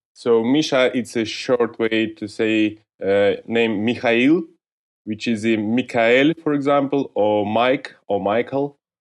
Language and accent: English; Georgiyevsk, Stavropol Krai, Russia; English is a second language; I was born in, in North Caucasus in different city, Georgijsk